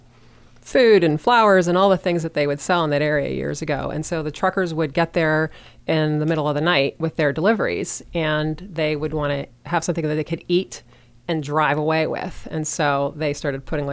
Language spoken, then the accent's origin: English; Pittsburgh, Pennsylvania, United States; moved away as an adult; also born or lived in Washington metropolitan area; now in Frederick, United States; it was a great place to grow up